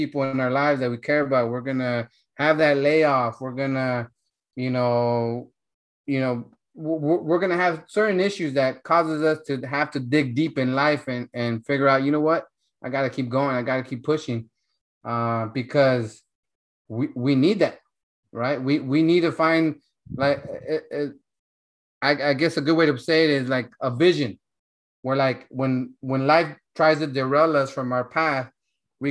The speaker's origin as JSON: {"language": "English", "region": "Central California", "country": "United States", "tie": "born or raised there", "said": "I come from Central California, right? So I come from a farm town where my parents, you know, they were in La Pizca, picking grapes"}